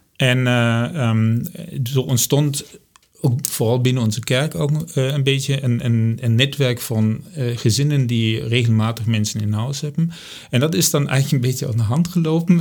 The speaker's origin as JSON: {"language": "Dutch", "country": "Germany", "accent": "German", "second_language": "Dutch", "moved": "as an adult", "lives_now": "Amersfoort, Netherlands", "said": "ik kom uit Duitsland. Ik ben in 1997 zijn met, ben ik met ons hele gezin ben ik hier naar Nederland verhuisd voor mijn werk"}